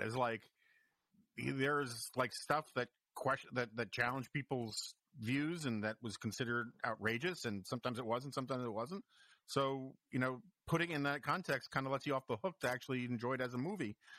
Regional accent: New York, United States; now in Washington, DC, United States; I grew up in New York

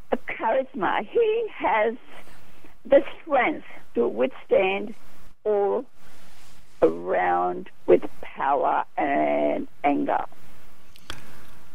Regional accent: Fiji; moved away as an adult; now in Australia; My father was an immigrant to Fiji Island, and I am immigrant from my education. I completed teacher's education in Fiji, and I migrated to Australia in 1970.

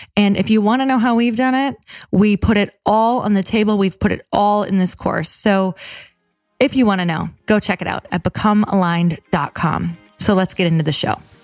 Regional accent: Midwest, United States; moved away; also born or lived in West Coast; I'm from the Midwest.

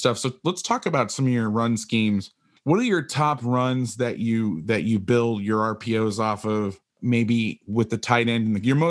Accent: Florida, United States; moved away as an adult; also born or lived in Orlando; So I came home to Florida

